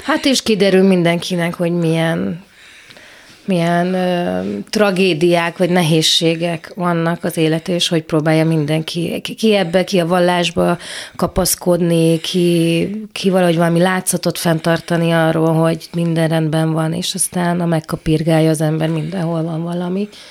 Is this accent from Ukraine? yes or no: no; Subotica, Vojvodina, Serbia; also born or lived in Szeged, Hungary / Bordány, Hungary; Én itt születtem, itt éltem